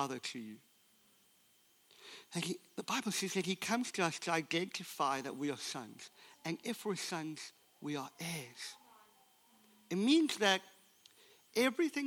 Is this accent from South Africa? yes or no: yes; South Africa; I was born in South Africa under an apartheid system, which meant that the color of my skin didn't afford me the opportunity to go to university